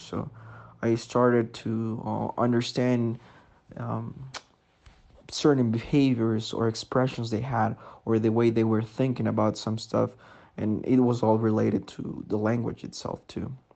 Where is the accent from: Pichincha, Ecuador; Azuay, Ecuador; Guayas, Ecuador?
Pichincha, Ecuador; Sangolquí; I'm from Sangolquí, Ecuador